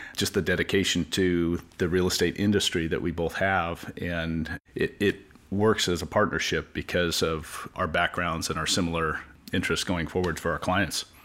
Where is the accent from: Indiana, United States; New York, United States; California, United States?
California, United States; Palos Verdes; I born and raised in Palos Verdes, K through 12 in Palos Verdes